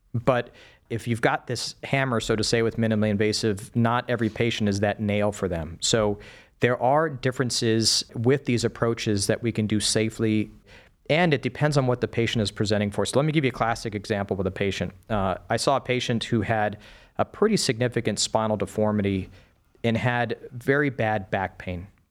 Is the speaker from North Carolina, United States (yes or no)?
no; El Paso, Texas, United States; moved away as an adult; also born or lived in Wisconsin; now in Cleveland, United States; So I grew up in the Southwest. I lived the majority of my young life in El Paso, Texas.